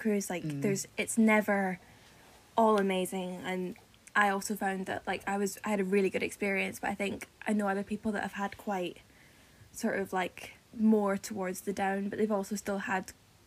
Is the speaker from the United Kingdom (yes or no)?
yes; Edinburgh, Scotland, United Kingdom; moved away as an adult; now in London, United Kingdom; I'm 24 and I am from Edinburgh. I moved down south when I was 18